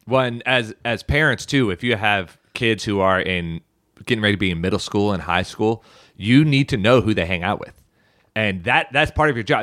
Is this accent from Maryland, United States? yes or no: yes; Baltimore County, Maryland, United States; we grew up in Baltimore County and our school district was not very good